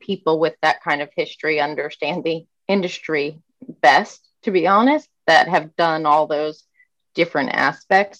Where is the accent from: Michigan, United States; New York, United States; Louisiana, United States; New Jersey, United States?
New Jersey, United States; Freehold; also born or lived in Vermont; I grew up in Freehold, New Jersey.